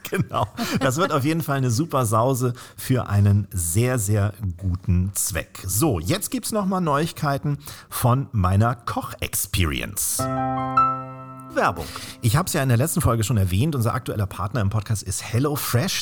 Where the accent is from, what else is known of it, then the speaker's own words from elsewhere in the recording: Northern Germany, Germany; bei uns in Norddeutschland